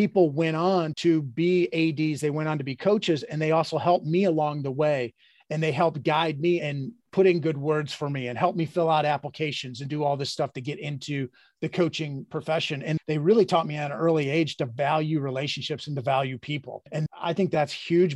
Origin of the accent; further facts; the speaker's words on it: Midwest, United States; I grew up in the Midwest